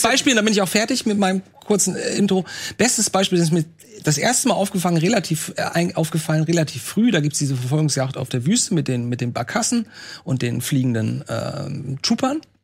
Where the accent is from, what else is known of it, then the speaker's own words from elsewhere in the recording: Lübeck, Schleswig-Holstein, Germany; Bei uns, bei uns in Lübeck